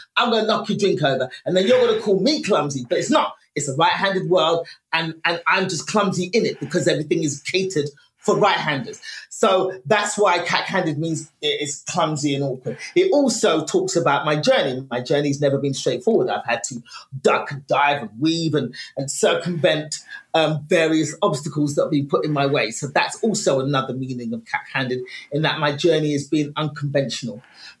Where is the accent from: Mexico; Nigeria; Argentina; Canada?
Nigeria; and as a Nigerian, because my family's African, I was born left-handed.